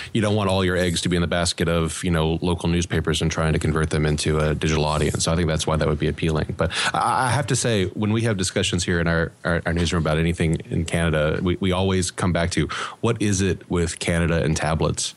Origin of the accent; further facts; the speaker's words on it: South Louisiana, United States; I'm a Cajun from South Louisiana